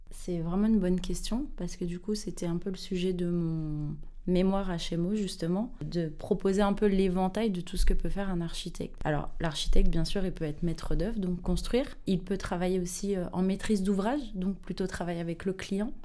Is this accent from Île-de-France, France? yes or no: yes; Saint-Ouen, Île-de-France, France; je viens de Saint-Ouen euh, dans le 93